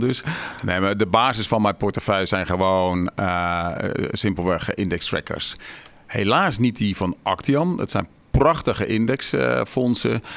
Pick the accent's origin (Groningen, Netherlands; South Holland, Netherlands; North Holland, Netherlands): South Holland, Netherlands; Westland; ik kom uit het Westland